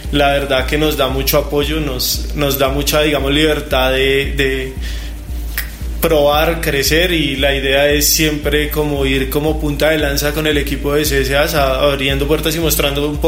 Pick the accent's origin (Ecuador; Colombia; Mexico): Colombia; Bogotá; No, yo soy de Bogotá, 100% rolo, totalmente rolo, eh, y toda mi vida he estado acá.